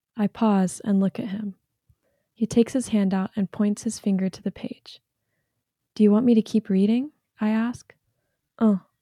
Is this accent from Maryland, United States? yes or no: no; North Carolina, United States; I'm from North Carolina